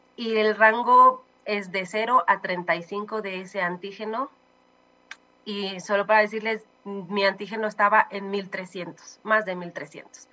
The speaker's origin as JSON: {"language": "Spanish", "country": "Mexico", "said": "amo, amo México, soy mexicana hasta los huesos"}